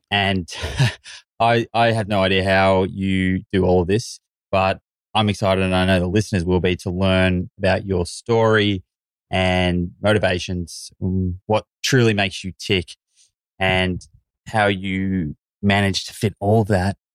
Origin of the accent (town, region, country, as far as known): Yorkshire and the Humber, United Kingdom; born or raised there; now in London, United Kingdom